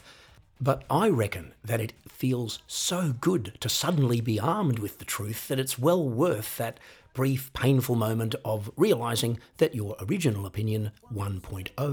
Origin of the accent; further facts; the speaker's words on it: Australia; I am an Australian